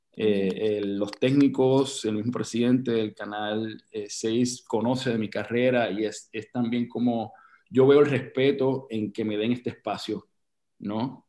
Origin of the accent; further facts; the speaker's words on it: Puerto Rico; nosotros como puertorriqueños